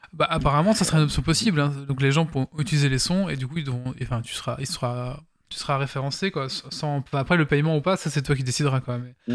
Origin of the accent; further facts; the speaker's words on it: Belgium; on est belge